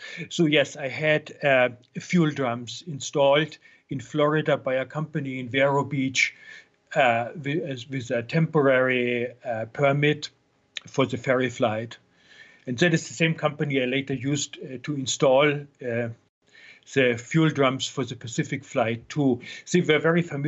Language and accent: English; Germany; now in United States; I'm from Germany originally